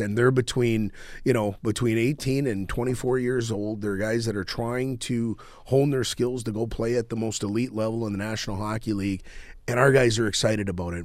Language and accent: English; Crookston, Minnesota, United States; I grew up in Crookston, Minnesota